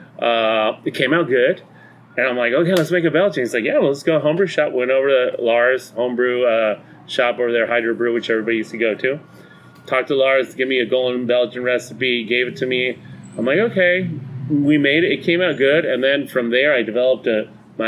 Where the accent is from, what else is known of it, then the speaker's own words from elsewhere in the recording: Mexico; moved away as an adult; I grew up in Mexico. I went to high school in Mexico, middle school, elementary school in Mexico.